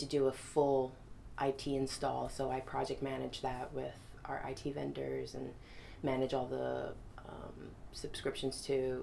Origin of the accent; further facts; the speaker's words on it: New York City, New York, United States; I grew up in Brooklyn